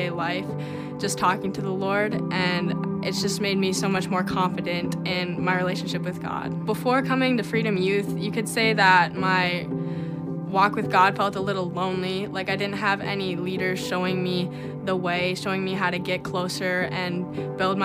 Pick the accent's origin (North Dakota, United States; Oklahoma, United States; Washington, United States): North Dakota, United States; Larimore; I'm from Larimore, North Dakota, and I now attend Mabel State University